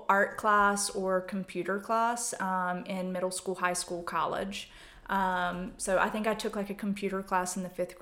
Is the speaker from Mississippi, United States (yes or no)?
no; Hamptonville, North Carolina, United States; moved away as an adult; also born or lived in Seattle / Tanzania; now in Winston-Salem, United States; I am from Yadkin County, so like 30 minutes outside of Winston. That's where the accent comes from. It has come back with a vengeance now that I've moved back to the South. I grew up in Hamptonville